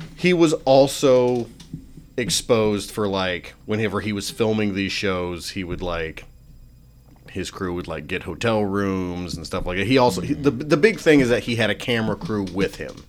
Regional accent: Western Pennsylvania, United States; now in Arkansas, United States; I grew up in Western P

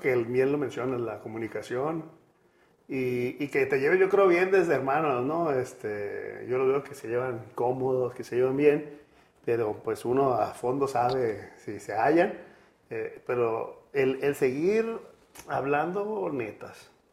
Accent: Sinaloa, Mexico; also born or lived in Monterrey; soy sinaloense

